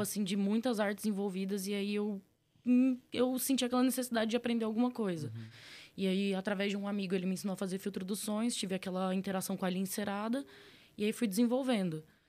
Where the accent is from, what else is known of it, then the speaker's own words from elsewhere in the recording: Tocantins, Brazil; moved away; sou nascido no Tocantins